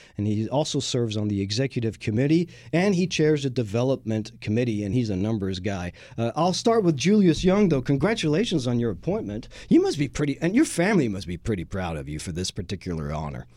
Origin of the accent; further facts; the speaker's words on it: Lyon, Auvergne-Rhône-Alpes, France; now in Houston, United States; in Lyon when I was growing up in France.